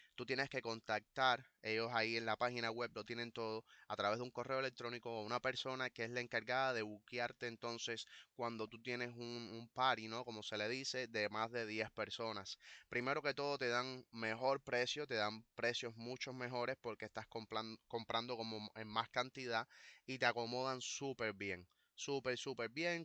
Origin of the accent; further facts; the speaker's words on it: Cuba; A nosotros los cubanos, a la comunidad cubana